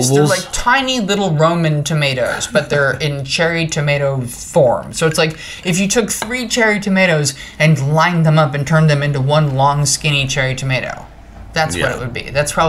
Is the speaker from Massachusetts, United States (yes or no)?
no; New Jersey, United States; I'm from New Jersey